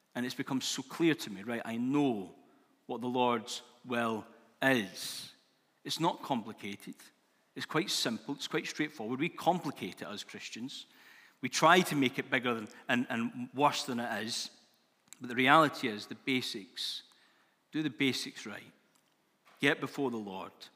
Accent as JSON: {"language": "English", "region": "Scotland", "country": "United Kingdom", "said": "Being Scottish, new year is a big thing, and, uh, it's always been a big thing for us Scots people."}